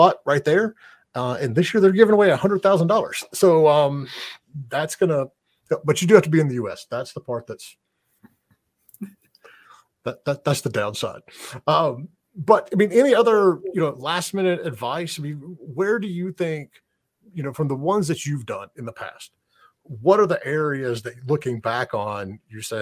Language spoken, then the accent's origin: English; United States; as an American